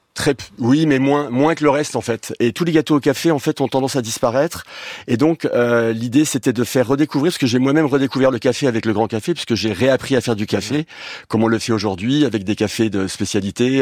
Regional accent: Lorraine, Grand Est, France; je suis lorrain

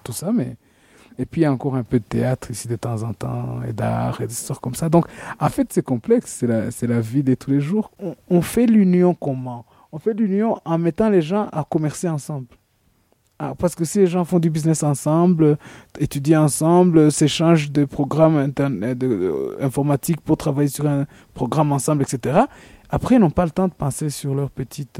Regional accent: Rwanda; on est rwandais

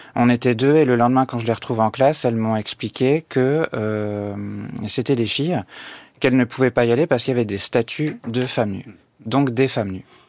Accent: Normandy, France; moved away; je suis né en Normandie, j'ai fait mes études en Normandie, euh, je viens de la campagne

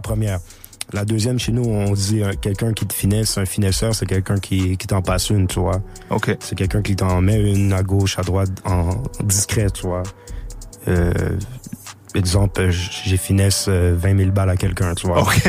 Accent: Montreal, Quebec, Canada; j'ai grandi là, j'ai grandi avec dans un bain multiculturel.

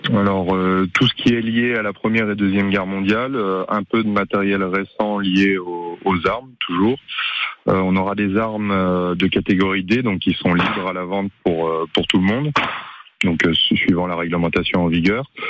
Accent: Anjou, Pays de la Loire, France; je suis originaire de, de l'Anjou

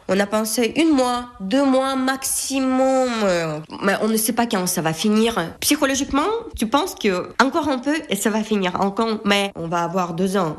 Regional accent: Kyiv, Ukraine; French is a second language; moved away as an adult

